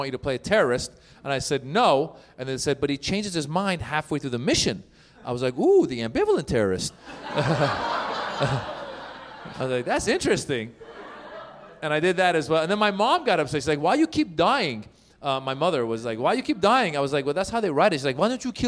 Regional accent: Iran; now in Los Angeles, United States; I'm originally from Iran

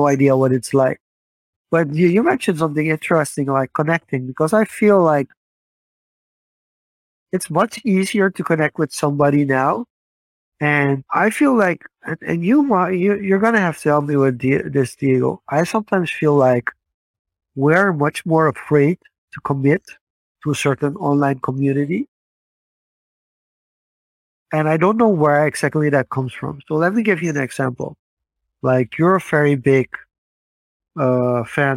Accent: Suriname; growing up in Suriname.

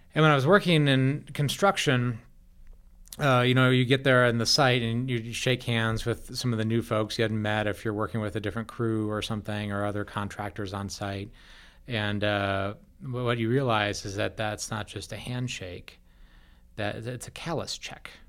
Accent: Wisconsin, United States; now in Colorado, United States; I grew up in Wisconsin

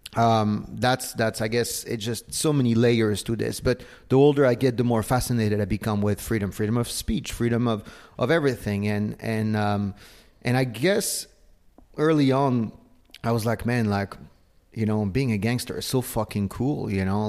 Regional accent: Paris, Île-de-France, France; moved away; also born or lived in south of Spain; I was born and raised in Paris

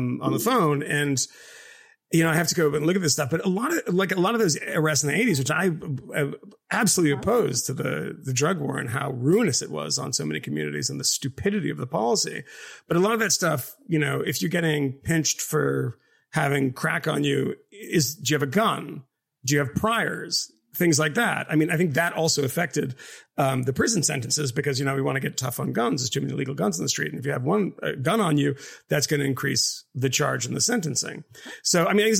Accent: Massachusetts, United States; I grew up in Massachusetts and I spent a lot of time in Boston

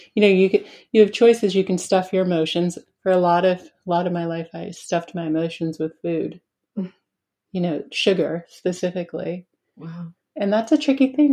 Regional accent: Spofford, New Hampshire, United States; also born or lived in Keene, New Hampshire; I grew up in Spofford, New Hampshire

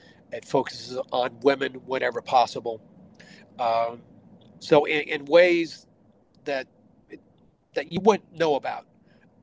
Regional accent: Bakersfield, California, United States; moved away as an adult; now in Iowa, United States; I'm originally from California, grew up in Bakersfield, California.

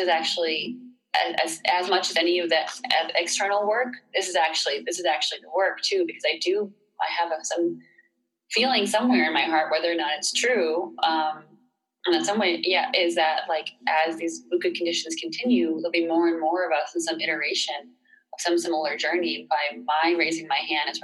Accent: Boston, Massachusetts, United States; moved away as an adult; also born or lived in North Carolina; growing up in Boston.

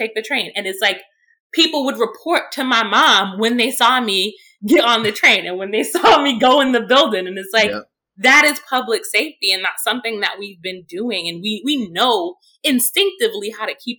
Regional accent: New York City, New York, United States; growing up in Brownsville, you know, you had people who routinely had mental health crises

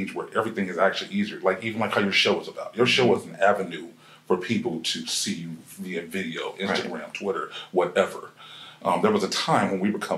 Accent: Ohio, United States; now in Atlanta, United States; I'm originally from Ohio. So, of course, you know, we're here in Atlanta.

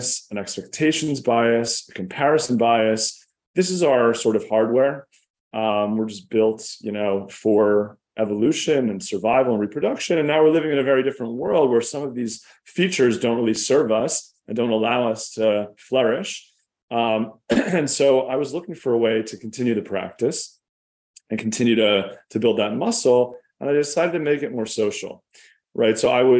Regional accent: Philadelphia, Pennsylvania, United States; I grew up in Philadelphia, in an upper middle class suburb

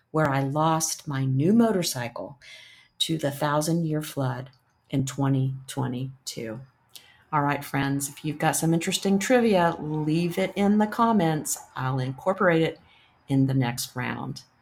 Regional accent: Newark, Ohio, United States; I grew up in Newark, Ohio, and we had two um, woodland Indian mounds

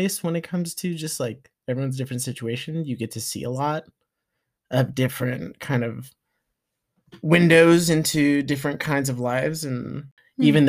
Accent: Desert Hot Springs, California, United States; I am from the Coachella Valley, specifically a small town called Desert Hot Springs

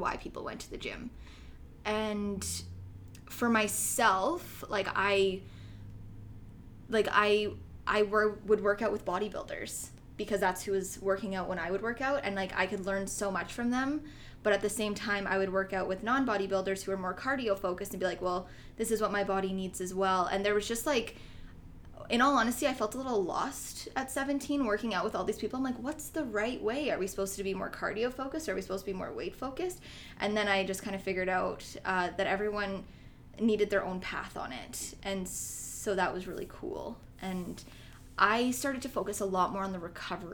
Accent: Fort McMurray, Alberta, Canada; moved away; I loved growing up in Fort McMurray

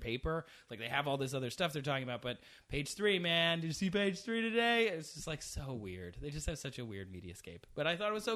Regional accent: Midwest, United States; moved away as an adult; also born or lived in London; I grew up in the Midwest

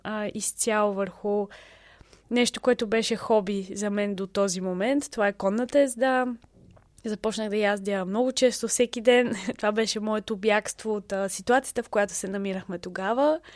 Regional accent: Bulgaria; moved away as an adult; also born or lived in England / Lebanon; за нас, като българи

